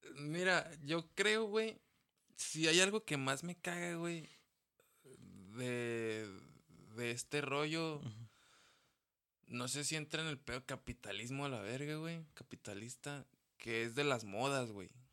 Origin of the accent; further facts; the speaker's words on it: Mexico; yo amo mi México, güey, yo amo mi raza